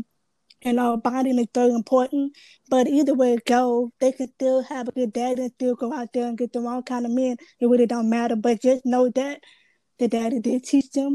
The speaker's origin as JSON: {"language": "English", "town": "Baton Rouge", "region": "Louisiana", "country": "United States", "said": "I'm from Baton Rouge, Louisiana"}